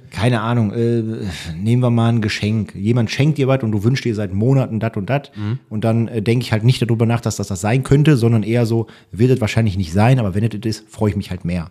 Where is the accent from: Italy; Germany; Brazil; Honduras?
Germany; Rumeln, North Rhine-Westphalia; ich komme aus Rumeln, ist ein kleines Dorf gewesen